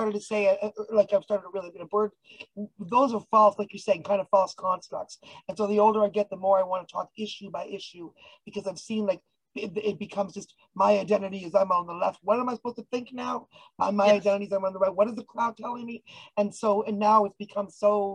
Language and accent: English; Canada; I'm Canadian